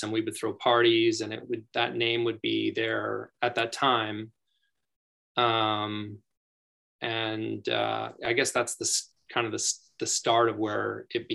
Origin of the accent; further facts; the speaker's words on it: Edmonton, Alberta, Canada; also born or lived in Calgary; we're both from Edmonton, but okay. We both moved to Calgary